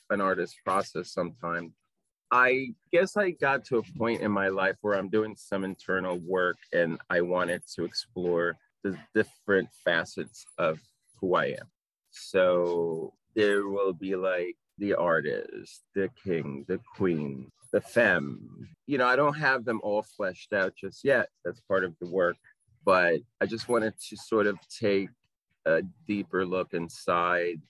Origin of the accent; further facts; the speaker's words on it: Puerto Rico; moved away; I am from Puerto Rico. I have a Latin Caribbean upbringing.